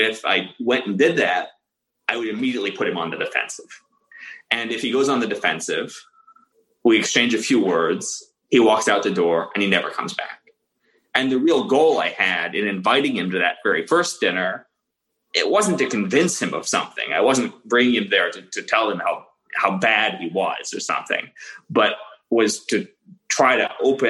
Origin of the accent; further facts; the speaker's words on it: Florida, United States; I'm originally from Florida